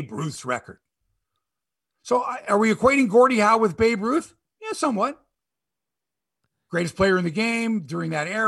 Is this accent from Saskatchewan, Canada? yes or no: yes; Saskatchewan, Canada; I'm from Saskatchewan.